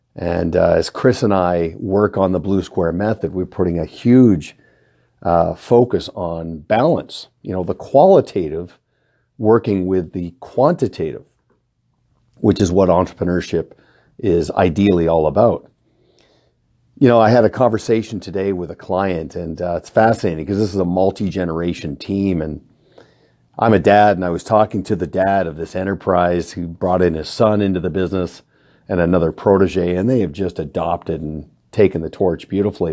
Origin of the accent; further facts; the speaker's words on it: Canada; also born or lived in Kelowna; as a Canadian with many friends in the United States, we kinda get a two for one because our Thanksgiving occurs in October